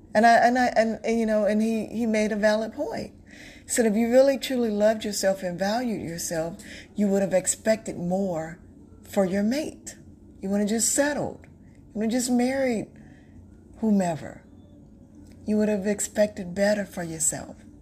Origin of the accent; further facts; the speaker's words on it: North Carolina, United States; moved away as an adult; also born or lived in Texas; now in Florida, United States; I'm from North Carolina. Um, I live in Florida now, but I'm from North Carolina by way of Texas.